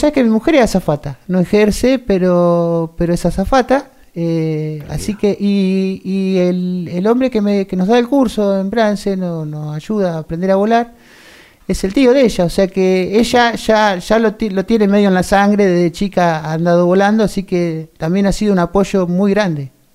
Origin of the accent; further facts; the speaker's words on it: Bransen, Argentina; nací acá, pero me crié en el campo hasta los 12 años